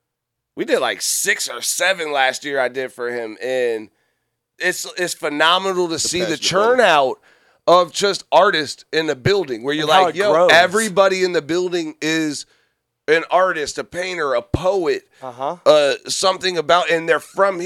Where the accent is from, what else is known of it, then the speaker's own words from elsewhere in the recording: Fredericksburg, Virginia, United States; we're from Fredericksburg.